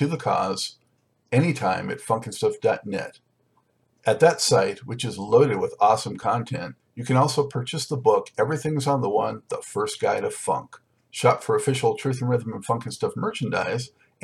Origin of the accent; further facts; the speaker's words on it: Los Angeles, California, United States; now in North Carolina, United States; I'm from Los Angeles originally, now in North Carolina